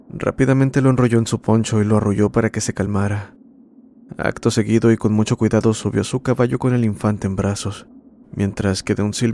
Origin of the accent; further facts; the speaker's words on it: Ecuador; soy de Ecuador, nuevamente compartiendo una experiencia